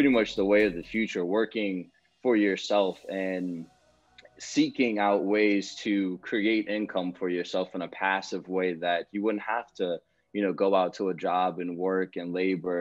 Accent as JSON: {"language": "English", "area": "Prince George's County", "region": "Maryland", "country": "United States", "tie": "born or raised there", "moved": "yes", "said": "I'm originally from Maryland, Prince George's County, Maryland. I stayed up there for most of my childhood"}